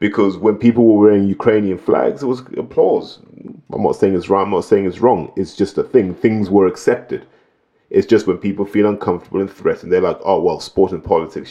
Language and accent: English; Zimbabwe; now in United Kingdom; I grew up in Zimbabwe